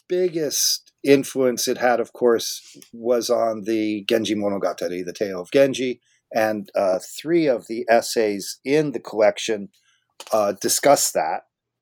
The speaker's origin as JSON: {"language": "English", "region": "California", "country": "United States", "tie": "born or raised there", "said": "Japanese studies, I grew up in Southern California."}